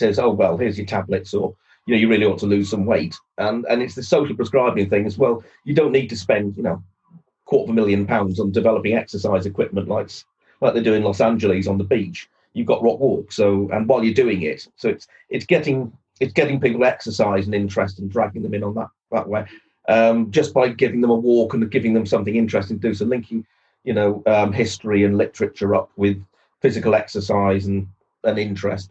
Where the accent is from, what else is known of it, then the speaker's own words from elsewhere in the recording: Torquay, South West England, United Kingdom; I grew up in Torquay